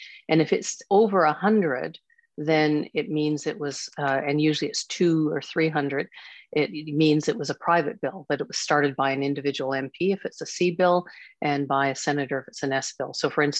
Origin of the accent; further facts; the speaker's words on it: Quebec, Canada; born there; also born or lived in Ontario / British Columbia / Alberta / Saskatchewan; I was born in Quebec. I've lived in BC, Alberta, Saskatchewan, Nova Scotia, and my dad has roots in PEI.